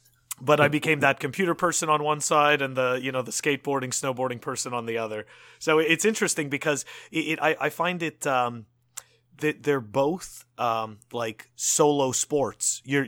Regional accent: Montreal, Quebec, Canada; but I grew up in Montreal, so there was no surfing.

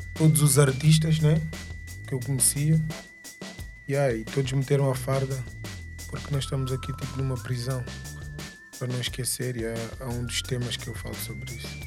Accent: Angola; sou angolano com muito orgulho

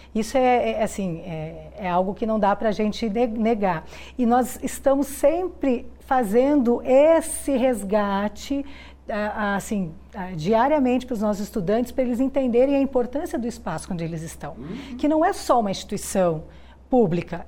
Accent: Curitiba, Paraná, Brazil; moved away as an adult; also born or lived in Goiás; now in Goiânia, Brazil; eu sou de Curitiba e optei por vir para Goiás para fazer o concurso aqui na Universidade Federal de Goiás

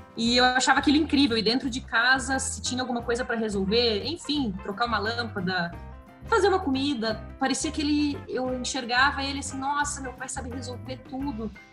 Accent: Santa Cruz do Sul, Rio Grande do Sul, Brazil; Eu nasci no interior do Rio Grande do Sul, numa, numa cidade chamada Santa Cruz do Sul, fica pertinho de Porto Alegre

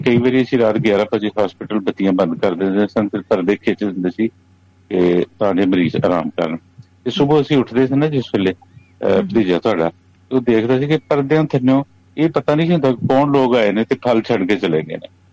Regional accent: Sukho Chak, Punjab, Pakistan; first language Punjabi; ਸੁਖੋ ਚੱਕ ਜਿਹੜਾ ਮੇਰਾ ਪਿੰਡ ਹੈ

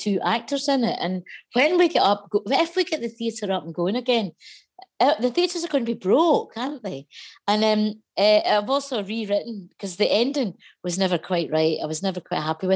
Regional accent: Lanarkshire, north of Motherwell, Scotland, United Kingdom; I grew up, but north of Motherwell, so not far from where this line goes

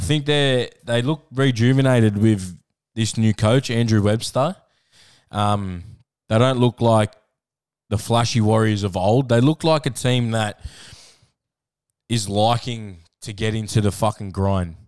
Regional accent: Queensland, Australia; Being a Queenslander

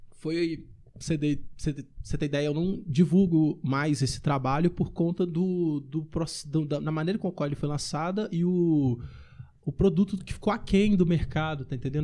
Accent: Ibirité, Minas Gerais, Brazil; do meu bairro onde eu cresci, lá em Birité

